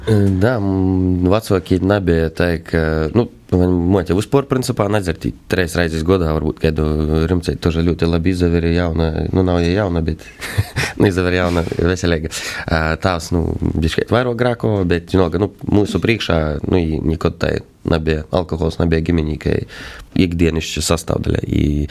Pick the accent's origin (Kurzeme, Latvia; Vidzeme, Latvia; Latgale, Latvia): Latgale, Latvia; Feimaņi parish; es esmu no Feimana pogas